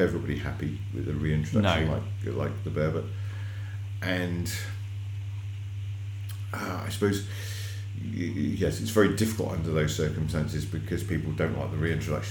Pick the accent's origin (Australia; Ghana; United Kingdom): United Kingdom; Devon, South West England; I grew up in Devon, and we had otters on our trout farm way back in the 80s